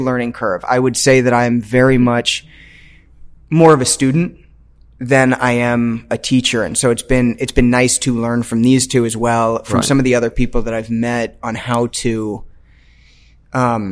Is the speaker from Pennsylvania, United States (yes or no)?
no; Washington, District of Columbia, United States; moved away as an adult; also born or lived in Chicago; now in Los Angeles, United States; I grew up in DC.